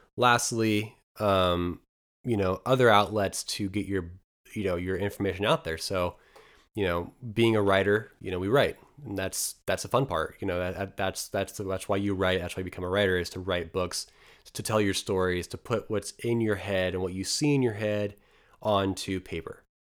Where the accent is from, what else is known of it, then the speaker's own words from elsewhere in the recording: Eastern Oregon, United States; moved away; I'm from a very, very small town of about two hundred people, um, in, in Eastern Oregon